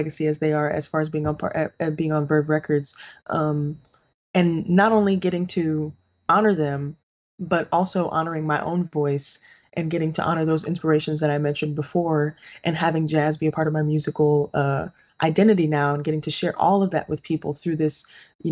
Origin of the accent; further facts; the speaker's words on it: New York City, New York, United States; growing up in the Boogie Down